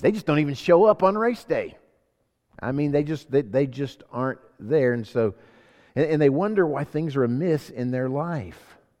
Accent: Sacramento, California, United States; also born or lived in Homestead, Florida; I was born in Sacramento, California, so I'm an American citizen

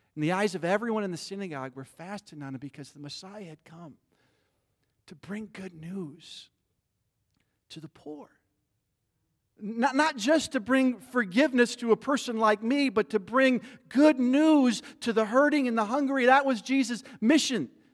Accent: Midwest, United States; I grew up in the Midwest

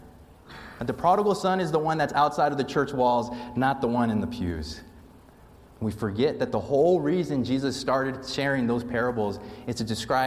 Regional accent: Las Vegas, Nevada, United States; moved away; The church I grew up in Las Vegas

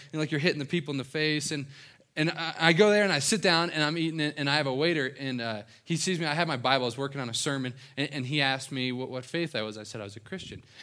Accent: right outside of Cincinnati, Ohio, southeastern Indiana, United States; moved away; this is my hometown. Um, right outside of Cincinnati, Ohio, s, southeastern Indiana

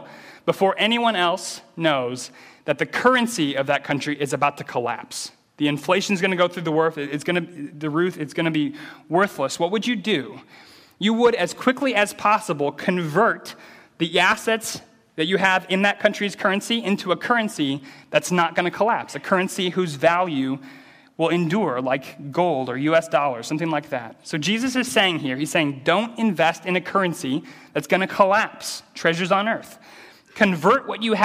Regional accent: American Midwest, United States; I grew up in the American Midwest, which is an agricultural area. So I grew up in a small city surrounded by cornfields

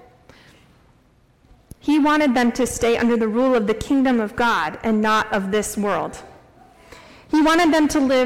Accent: Norwalk, Iowa, United States; now in Story City, United States; I grew up in Norwalk, Iowa, just south of Des Moines

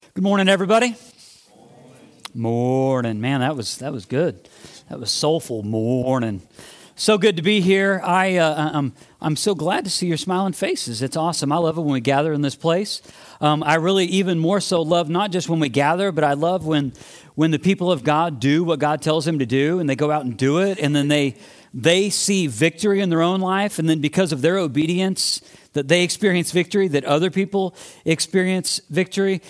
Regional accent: Midwest, United States; moved away; I grew up in the Midwest

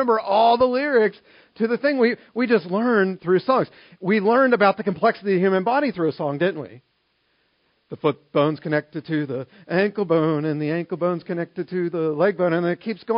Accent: Maryland, United States; now in Harrisburg, United States; I grew up in Maryland

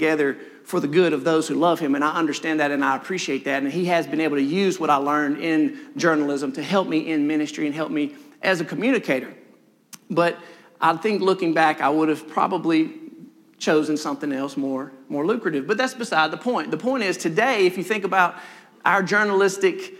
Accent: Senatobia, Mississippi, United States; also born or lived in Maben, Oktibbeha County, Mississippi; my parents moved shortly to Senatobia, Mississippi, where I was raised. I lived my whole life, basically one house.

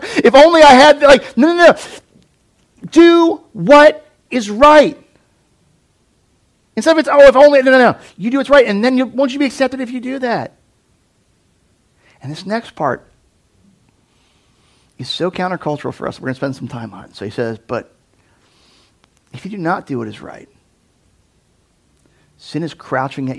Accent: United States; American Christians

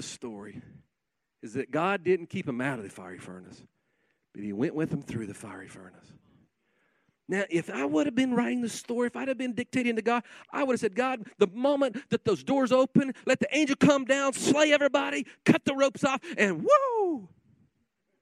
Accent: Guymon, Oklahoma, United States; I'm a kid from Guymon, Oklahoma. I was raised in a pastor's home

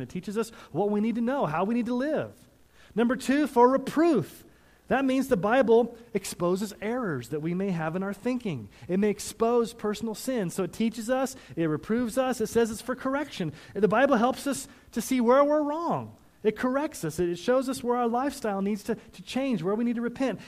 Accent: Missouri and Texas, United States; now in Colorado, United States; I grew up in Missouri and Texas before I moved to Colorado

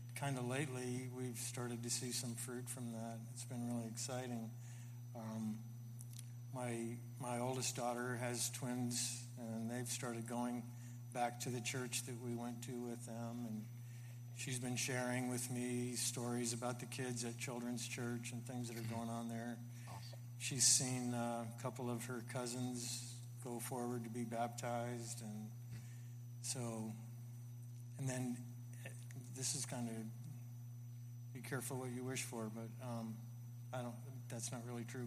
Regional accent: Florida, United States; I grew up in Florida

